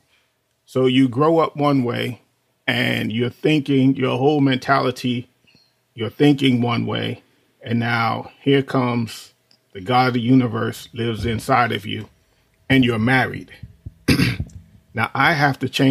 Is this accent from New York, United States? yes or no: yes; New York City, New York, United States; moved away as an adult; So we grew up in New York City. Both of us, you know, grew up in the projects. Me in the South Bronx